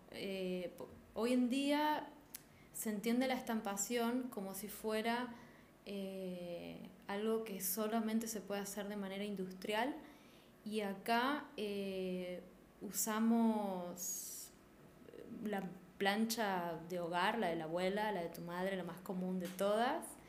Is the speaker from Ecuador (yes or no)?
no; Posadas, Misiones, Argentina; Soy de Posadas Misiones